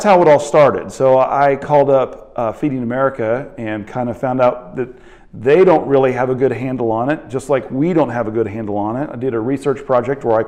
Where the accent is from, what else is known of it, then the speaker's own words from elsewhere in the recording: Kansas City, Missouri, United States; I'm from Kansas City, and our food bank in Kansas City is Harvester